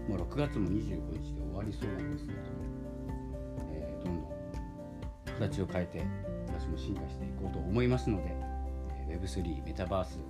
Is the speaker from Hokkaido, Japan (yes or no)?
yes; Hokkaido, Japan; 私も北海道なんですけれども